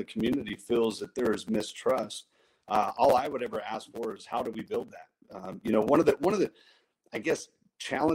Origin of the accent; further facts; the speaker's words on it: Modesto, California, United States; I grew up in South Modesto